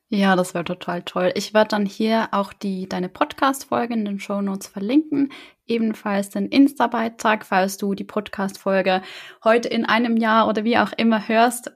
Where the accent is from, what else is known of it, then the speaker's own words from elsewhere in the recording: the South, Southern Germany, Germany; ich komme auch aus dem Süden